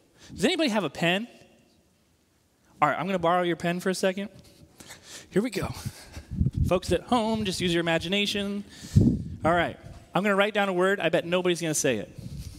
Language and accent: English; Northeast, United States; So, for example, I grew up in the Northeast.